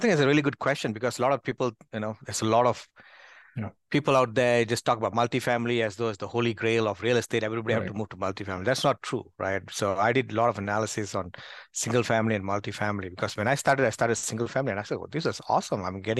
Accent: Malaysia; moved away as an adult; I mean, I'm originally from Malaysia, moved to this country, immigrated here, and has been here almost 15 years.

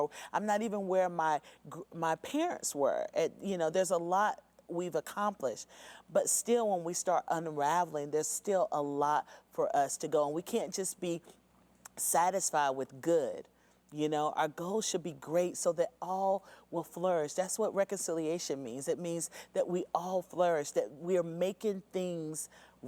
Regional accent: North Carolina, United States; growing up in North Carolina, I grew up in suburbia.

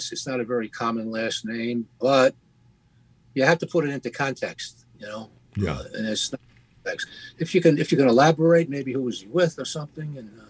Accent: Youngstown, Ohio, United States; now in Manhattan, United States; I'm originally from Youngstown, Ohio, and I've lived in Manhattan for decades now.

